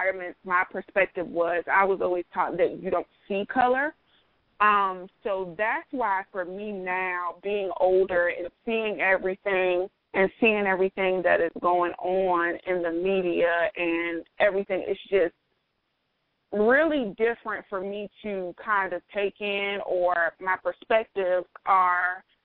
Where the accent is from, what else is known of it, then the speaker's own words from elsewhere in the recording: South Carolina, United States; also born or lived in New Jersey; I was born in New Jersey. I was raised mostly in South Carolina